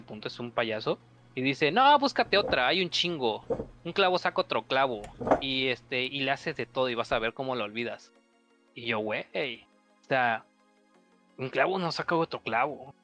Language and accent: Spanish; Chiapas, Mexico; aquí en mi estado, que yo soy de Chiapas